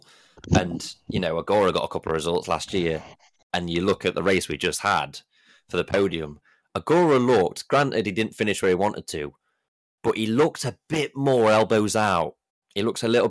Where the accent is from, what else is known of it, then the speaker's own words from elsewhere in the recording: United Kingdom; as British fans